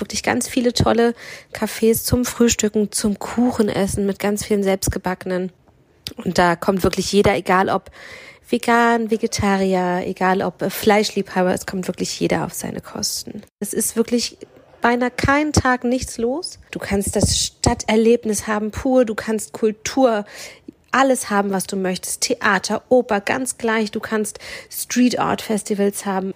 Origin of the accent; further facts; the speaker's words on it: Berlin, Germany; Als gebürtige Berlinerin